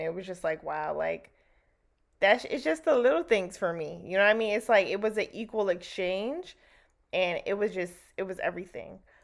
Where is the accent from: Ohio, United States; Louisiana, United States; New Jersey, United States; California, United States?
New Jersey, United States; moved away; where I grew up back home in Jersey